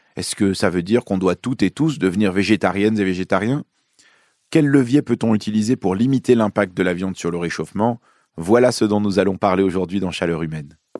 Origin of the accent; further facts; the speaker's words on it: Lyon, Auvergne-Rhône-Alpes, France; also born or lived in Beirut, Lebanon; Je suis né à Beyrouth, au Liban, et j'ai grandi à Lyon, dans le Rhône